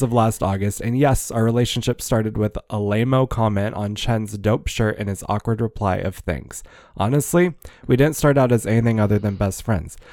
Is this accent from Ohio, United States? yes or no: yes; Ohio, United States; also born or lived in Fresno, California; raised in Ohio